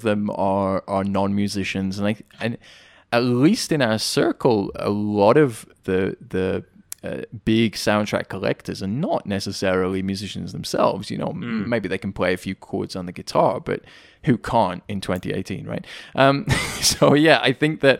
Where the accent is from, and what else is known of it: United Kingdom; accent: British